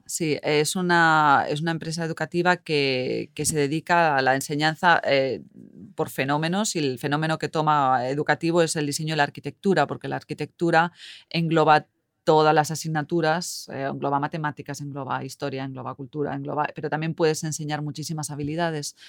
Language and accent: Spanish; Madrid, Community of Madrid, Spain; moved away as an adult; now in Helsinki, Finland; soy española, de Madrid y vivo aquí en Finlandia desde hace uh, casi nueve años en Helsinki